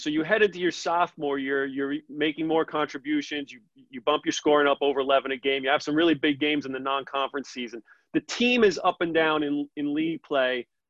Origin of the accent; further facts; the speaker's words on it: New York City, New York, United States; I grew up in Brooklyn. I was in New York City most of my life.